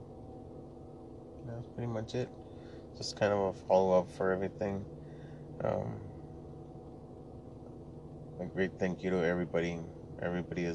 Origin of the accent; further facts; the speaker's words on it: Laredo, Texas, United States; English is a second language; I was born and raised in Laredo, Texas, I'm from a border town, so we spoke more Spanish than English